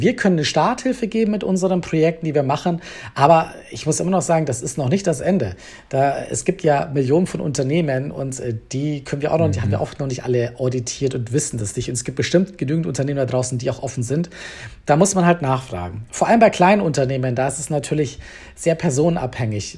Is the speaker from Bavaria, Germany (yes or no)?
yes; Bavaria, Germany; moved away as an adult; now in Berlin, Germany; ich komme eigentlich ursprünglich aus Bayern, bin aber halb Schotte und mittlerweile seit elf Jahren Wahlberliner